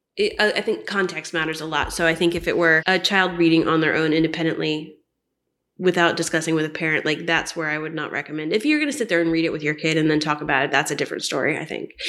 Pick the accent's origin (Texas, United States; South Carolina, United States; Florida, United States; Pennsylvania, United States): Florida, United States; Orlando; moved away; I'm from Orlando